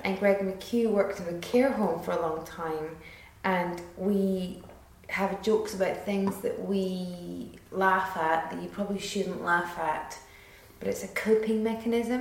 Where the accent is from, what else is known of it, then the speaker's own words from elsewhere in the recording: Edinburgh, Scotland, United Kingdom; because I was from Edinburgh